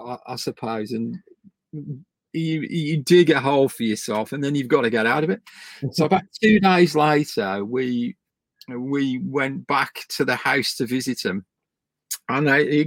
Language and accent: English; West Midlands, United Kingdom; I come from the Midlands